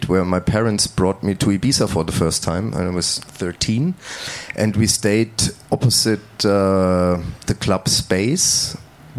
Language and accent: English; Heringen, Hesse, Germany; English is a second language; I'm coming from a small village called Heringen. It's 180 kilometers north of Frankfurt